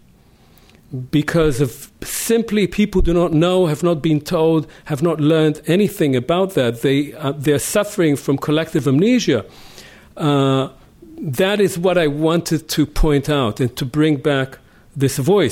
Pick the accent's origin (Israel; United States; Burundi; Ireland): Israel; I grew up next to in Israel, next to villages that had been entirely obliterated